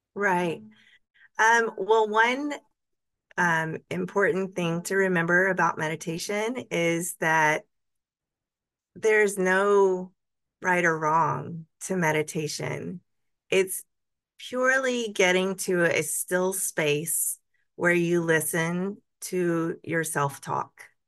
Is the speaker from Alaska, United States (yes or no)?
no; Montgomery, Alabama, United States; I actually was born and raised in Montgomery